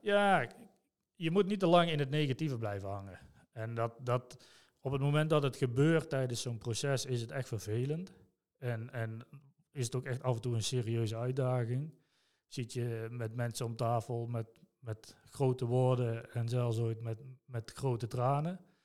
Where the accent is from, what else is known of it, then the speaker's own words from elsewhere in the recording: Son en Breugel, North Brabant, Netherlands; geboren en getogen in Zonnebreugel.